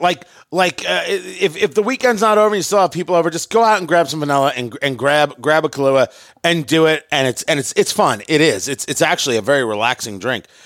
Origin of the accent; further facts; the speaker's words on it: New York City, New York, United States; moved away; also born or lived in Indianapolis; I was born in Brooklyn, right? Born in Brooklyn, New York.